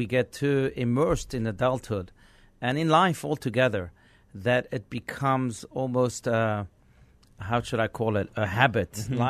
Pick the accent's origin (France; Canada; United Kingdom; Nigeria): France; also born or lived in South Africa / Israel; now in United States; I grew up in France, I grew up in South Africa and in Israel, and when I came to America, I started to look at things differently